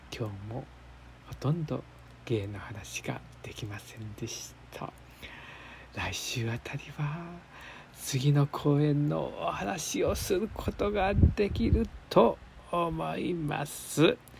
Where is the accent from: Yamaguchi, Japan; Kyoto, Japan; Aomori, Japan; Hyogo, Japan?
Yamaguchi, Japan; Hagi; moved away; 僕の実家のねあの山口の須佐っていうとこなんです今も萩市に統合されましたけど